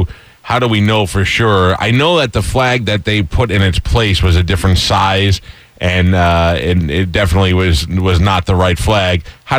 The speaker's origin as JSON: {"language": "English", "region": "New York", "country": "United States", "said": "as a New Yorker"}